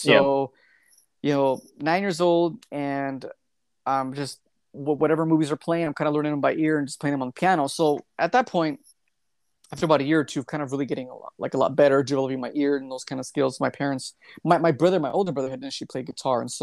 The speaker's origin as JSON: {"language": "English", "country": "Mexico", "tie": "born or raised there", "moved": "yes", "said": "I grew up in Mexico, and so I grew up with I'm first generation American"}